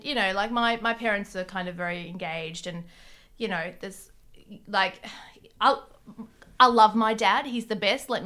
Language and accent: English; Sydney, New South Wales, Australia; also born or lived in Lebanon; I grew up in the Western suburbs. I went to a high school and everyone was my friend and I knew everyone and, you know. And then you get to Sydney University